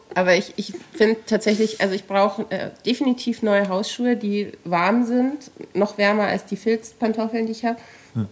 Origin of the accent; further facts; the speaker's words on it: Regensburg, Bavaria, Germany; now in Munich, Germany; ich komme aus Regensburg, da kann man Bratwürste essen